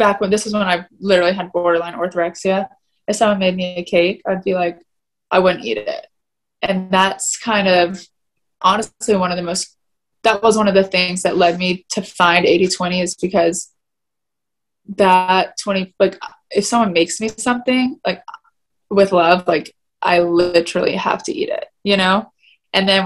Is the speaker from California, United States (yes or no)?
no; Atlanta, Georgia, United States; also born or lived in South Carolina; I grew up in Atlanta, which is more fashionable.